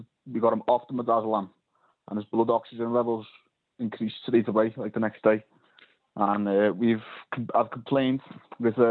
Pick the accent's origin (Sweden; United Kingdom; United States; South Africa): United Kingdom; Liverpool, North West England; now in Colchester, United Kingdom; I'm calling from Colchester, but I'm from Liverpool.